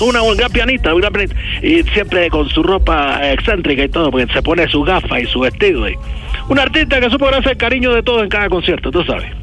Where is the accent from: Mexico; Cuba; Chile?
Cuba; Havana; yo soy de La Habana, pero de la parte vieja del barrio humano, y allá fue cuando me crié